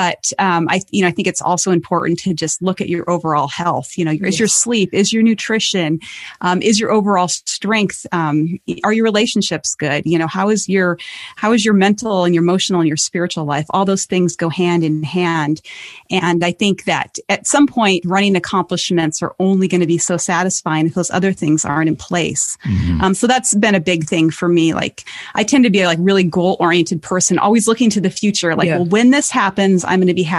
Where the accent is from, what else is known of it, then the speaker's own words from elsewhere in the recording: Montana, United States; my home state is Montana